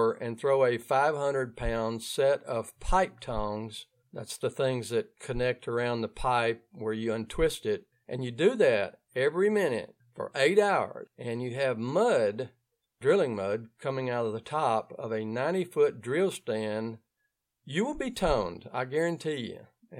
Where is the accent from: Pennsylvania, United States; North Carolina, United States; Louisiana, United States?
Louisiana, United States; Ouachita Parish, North; accent: Louisiana; If you're hearing my accent, it means that I'm coming from the area of North Louisiana called Ouachita Parish.